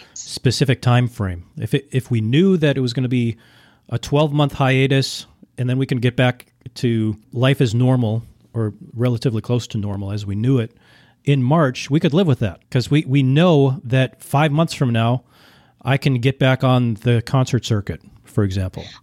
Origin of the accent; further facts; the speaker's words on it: Minnesota, United States; I grew up in Minnesota